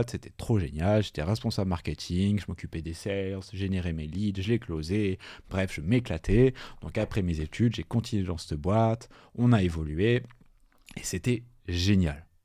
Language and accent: French; Toulouse, Occitania, France; Donc, je venais de Toulouse, euh, je sortais d'école